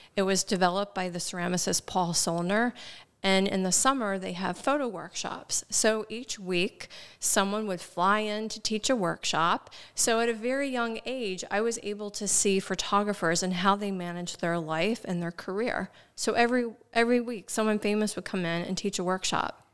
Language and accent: English; Shenandoah Valley, Frederick County, Virginia, United States; now in Baltimore, United States; I grew up in the Shenandoah Valley in a very small town in Frederick County, Virginia